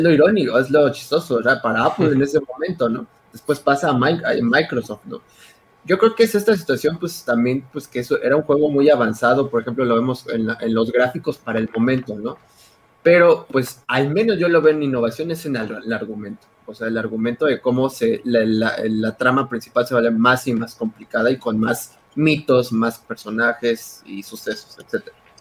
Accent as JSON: {"language": "Spanish", "country": "Mexico", "said": "como buen mexicano"}